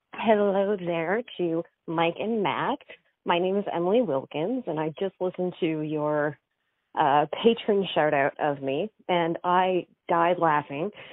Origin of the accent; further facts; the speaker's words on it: Dartmouth, Nova Scotia, Canada; I grew up in Dartmouth